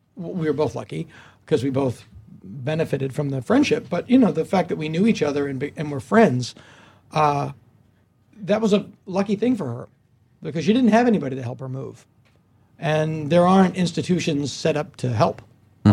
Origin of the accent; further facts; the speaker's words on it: Hopedale, Massachusetts, United States; now in Los Angeles, United States; my hometown of Hopedale, Massachusetts